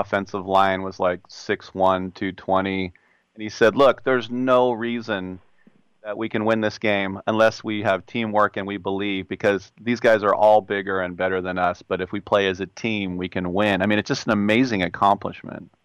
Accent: California, United States; I'm from California

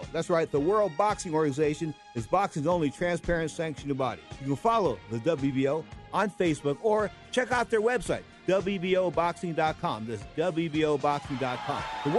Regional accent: San Francisco, California, United States; I'm from San Francisco.

